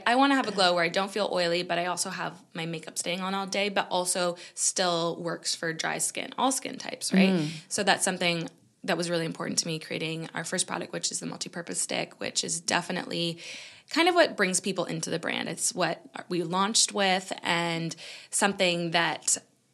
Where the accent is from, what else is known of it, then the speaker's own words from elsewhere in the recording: Canada; moved away as an adult; now in United Kingdom; being Canadian and moving to the UK